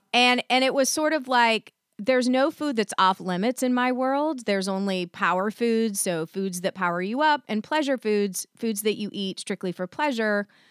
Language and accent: English; the South, United States; I was raised in the South